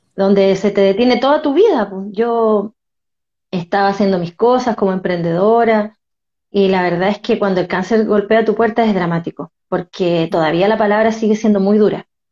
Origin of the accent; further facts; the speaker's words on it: Concepción, Biobío, Chile; also born or lived in Talcahuano; soy de Concepción, nacida en Talcahuano